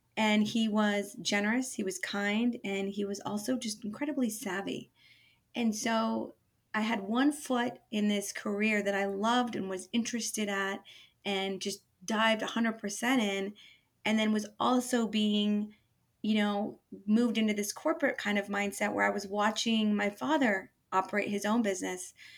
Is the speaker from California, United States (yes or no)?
yes; Bay Area, California, United States; moved away as an adult; now in Portland, United States; So from the Bay Area, um, lived there most of my life until moving to Portland 10 years ago